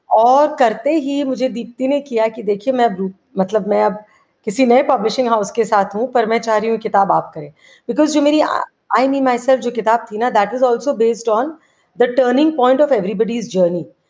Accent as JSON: {"language": "Hindi", "town": "Kolkata", "region": "West Bengal", "country": "India", "tie": "born or raised there", "said": "मैं एक्चुअली बड़ी कैलकटा में हुई"}